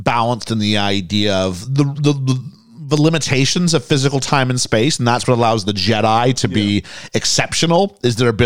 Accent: Canada; as a Canadian

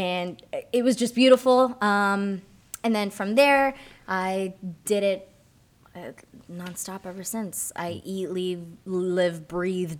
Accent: Miami, Florida, United States; also born or lived in Puerto Rico / Orlando, Florida / Knoxville, Tennessee / Franklin, Tennessee; now in Georgia, United States; I'm Puerto Rican, but I was born and raised in Miami.

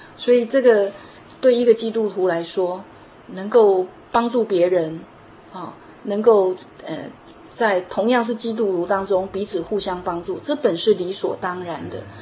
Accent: Taiwan; 我们台湾人

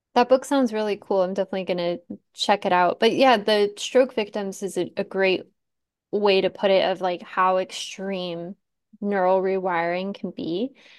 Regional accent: Tucson, Arizona, United States; I grew up in Tucson

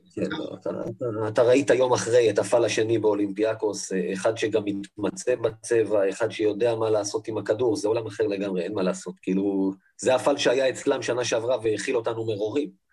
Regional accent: Israel; אני בסופו של דבר גם חי בישראל, אני ישראלי

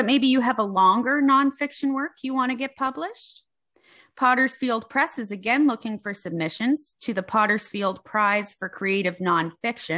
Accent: Nova Scotia, Canada; moved away; I'm from Nova Scotia. That's where my parents live to this day, in Riverport

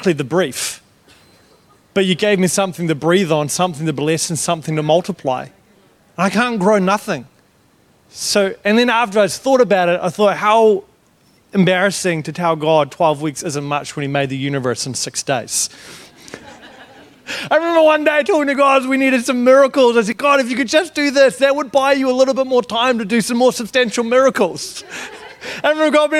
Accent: New Zealand; I'm from New Zealand, not Australia.

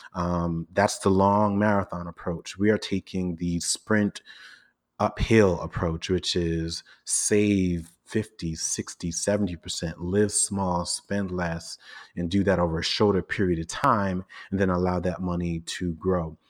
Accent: New York City, New York, United States; I grew up in Brooklyn in a largely Caribbean, um, part of the borough called Flatbush

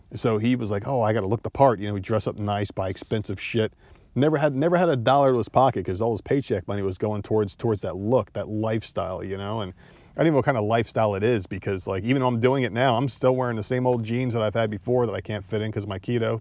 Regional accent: Northeast, United States; moved away; I'm from the Northeast

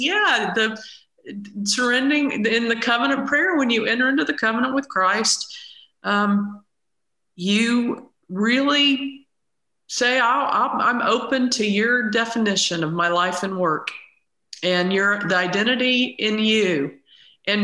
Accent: the South, United States; growing up in the South

